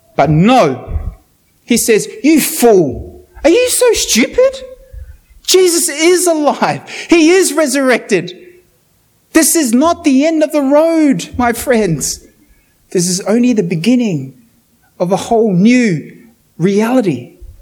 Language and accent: English; New Zealand; now in Australia; I'm from New Zealand